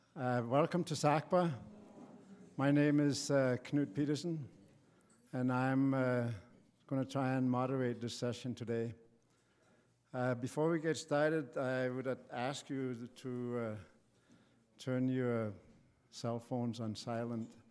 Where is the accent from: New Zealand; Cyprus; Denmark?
Denmark; moved away; my home country, Denmark